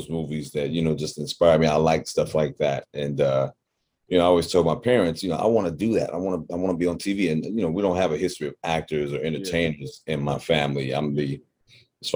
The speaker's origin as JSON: {"language": "English", "town": "Chicago", "region": "Illinois", "country": "United States", "tie": "born or raised there", "moved": "as an adult", "lives_now": "Los Angeles, United States", "said": "born and bred on the south side of Chicago in the area called the Wild Hunnets"}